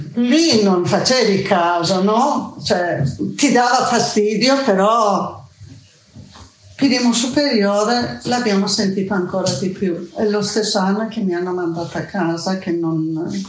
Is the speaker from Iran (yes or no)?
yes; Iran; Italian is a second language; moved away as an adult; now in Bologna, Italy; io quando vado giù in Persia